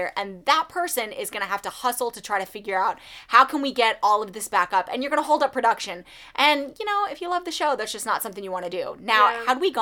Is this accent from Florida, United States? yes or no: yes; Florida, United States; We're from Florida